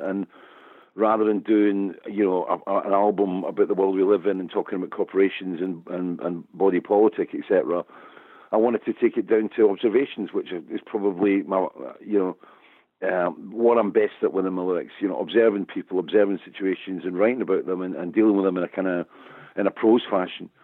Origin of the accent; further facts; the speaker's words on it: Scotland, United Kingdom; I'm Scottish, I'm a storyteller